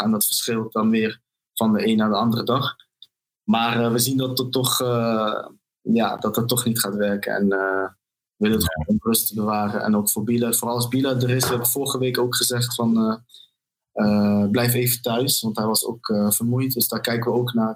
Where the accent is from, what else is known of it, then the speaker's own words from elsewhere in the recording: Arnhem, Gelderland, Netherlands; toen ik opgroeide in Arnhem, in een wijk genaamd Malburgen.